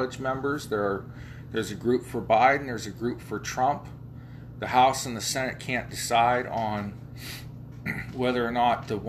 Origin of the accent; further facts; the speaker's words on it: Ohio, United States; that's my home state.